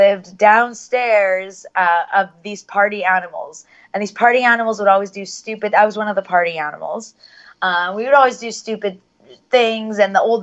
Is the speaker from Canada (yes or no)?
yes; Vancouver, British Columbia, Canada; I am born and raised in Vancouver, BC.